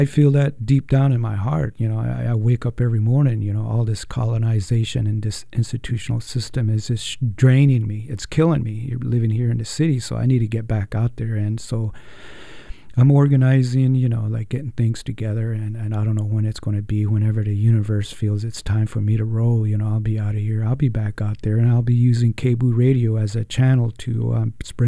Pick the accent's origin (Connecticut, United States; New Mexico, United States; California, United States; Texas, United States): New Mexico, United States; Shiprock; moved away; back in New Mexico, where I grew up in Shiprock, New Mexico